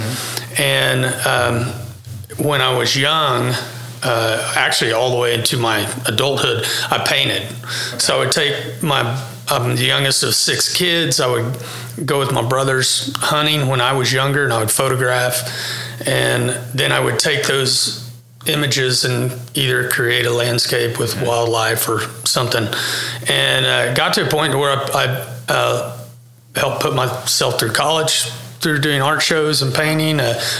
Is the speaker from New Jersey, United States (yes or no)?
no; El Reno, Oklahoma, United States; I'm from Oklahoma City, grew up here in El Reno, which is just 30 minutes west, and went to high school here, went